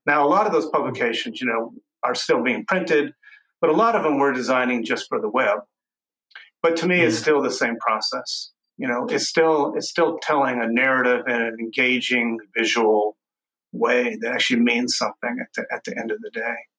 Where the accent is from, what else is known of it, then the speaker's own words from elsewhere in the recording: Texas, United States; growing up in Texas